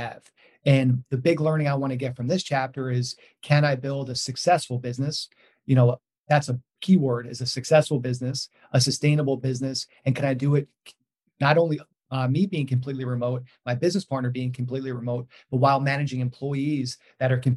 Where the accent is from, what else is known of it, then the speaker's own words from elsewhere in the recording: New York, United States; I'm from New York